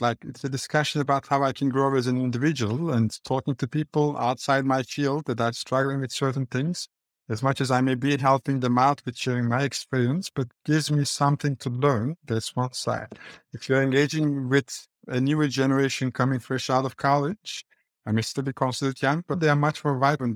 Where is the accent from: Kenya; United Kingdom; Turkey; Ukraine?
Turkey; Istanbul; accent: Turkish; English is a second language; moved away as an adult; now in New York, United States; The accent is Turkish. That's why I was born and I grew up in Istanbul